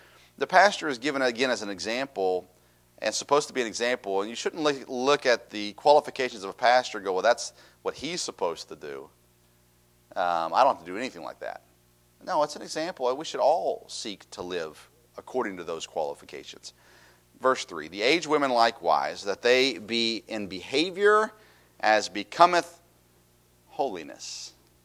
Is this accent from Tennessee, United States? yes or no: yes; Tennessee, United States; I grew up in Tennessee